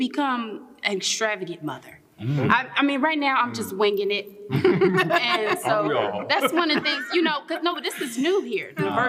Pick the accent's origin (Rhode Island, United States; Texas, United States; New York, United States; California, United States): Texas, United States; moved away as an adult; now in Indianapolis, United States; I am Texan in my heart.